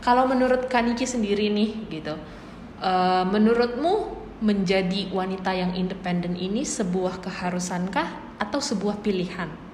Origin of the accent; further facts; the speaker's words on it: Java, Indonesia; kami orang Jawa